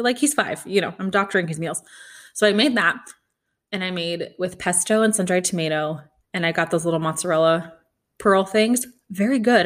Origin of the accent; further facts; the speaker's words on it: Kansas City, Missouri, United States; I'm from Kansas City.